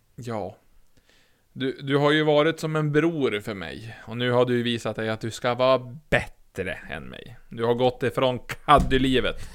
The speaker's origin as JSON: {"language": "Swedish", "region": "Norrland", "country": "Sweden", "said": "som norrlänning"}